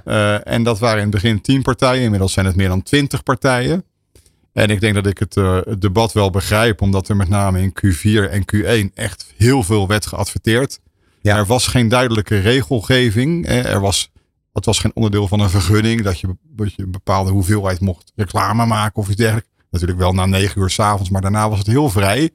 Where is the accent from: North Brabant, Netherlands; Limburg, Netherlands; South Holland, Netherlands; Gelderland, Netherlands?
South Holland, Netherlands; Rotterdam; ik ben Rotterdammer